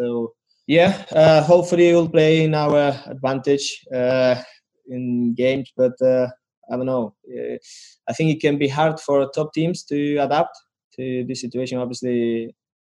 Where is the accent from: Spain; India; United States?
Spain; now in Leipzig, Germany; I'm from Spain